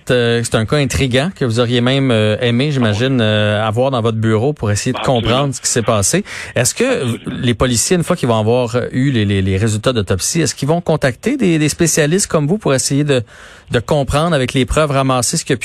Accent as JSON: {"language": "French", "region": "Quebec", "country": "Canada", "said": "mais cette histoire qui nous a euh, tous, en tant que Québécois, pendant une dizaine de jours, ça nous a envahi l'esprit"}